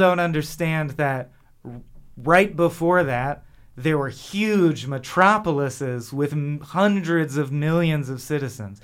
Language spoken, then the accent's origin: English; Southern California, United States; I'm born and raised in Southern California and I've never left.